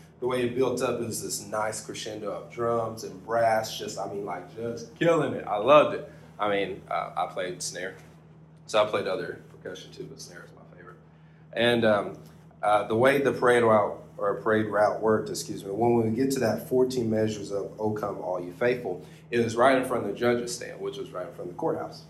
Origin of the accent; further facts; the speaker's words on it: United States; this great country, the U.S. of A., my hometown, we have a Christmas parade